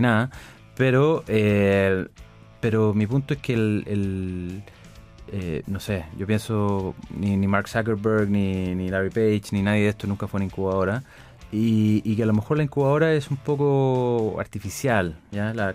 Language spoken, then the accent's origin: Spanish; Chile; los chilenos íbamos